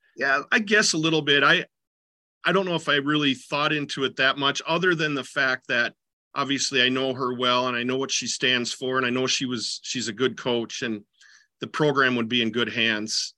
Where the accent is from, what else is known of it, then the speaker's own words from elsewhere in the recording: southeastern Minnesota, United States; also born or lived in Decorah, Iowa / Jordan, Minnesota; I grew up in southeastern Minnesota